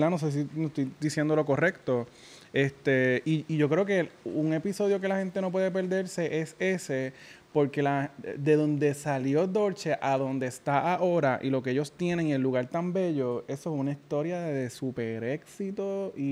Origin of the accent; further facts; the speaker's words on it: Yabucoa, Puerto Rico; No, mentira, que en mi pueblo